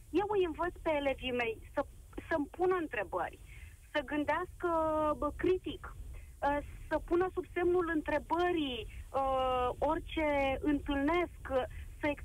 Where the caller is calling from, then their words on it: Constanța, Constanța County, Romania; sunt din Constanța și vă vorbesc uh, dintr-o dublă perspectivă.